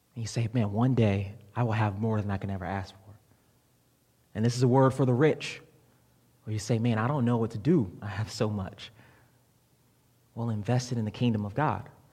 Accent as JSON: {"language": "English", "region": "Florida", "country": "United States", "moved": "yes", "said": "I'm from Florida, and in Florida we have this place called Publix."}